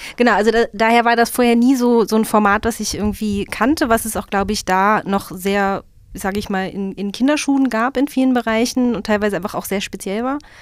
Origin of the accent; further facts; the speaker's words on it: Hanover, Lower Saxony, Germany; als Hannoveranerin